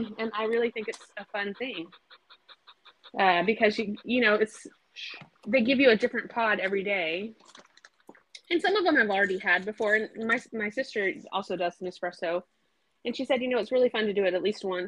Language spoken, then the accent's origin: English; Bay Area, California, United States; moved away; I grew up in the Bay Area